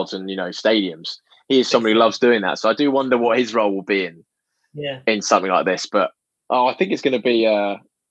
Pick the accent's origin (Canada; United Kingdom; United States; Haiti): United Kingdom; England; I'm English